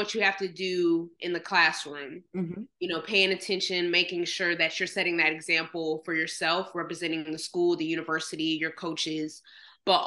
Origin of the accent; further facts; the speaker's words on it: Jacksonville, Florida, United States; also born or lived in Manhattan, New York / Gainesville, Florida; I'm a Jacksonville kid because that's where I grew up for 17 years